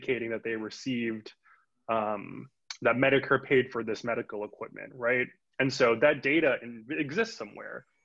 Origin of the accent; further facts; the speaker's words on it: Union City, California, United States; moved away as an adult; also born or lived in Providence, Rhode Island; I moved back to where I grew up. I grew up in Union City